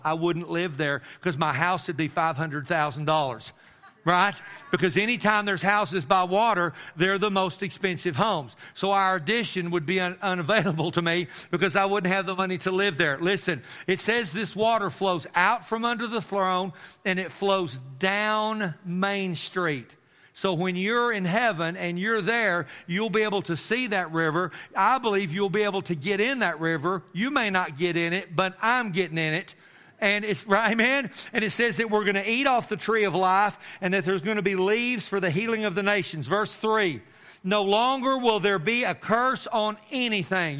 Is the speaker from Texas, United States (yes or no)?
yes; Amarillo, Texas, United States; I grew up in Amarillo, Texas, and I lived in one house all of my life